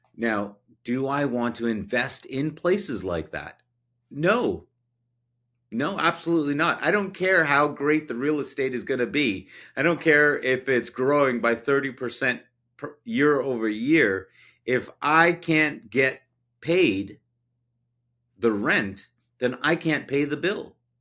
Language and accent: English; Canada; as a Canadian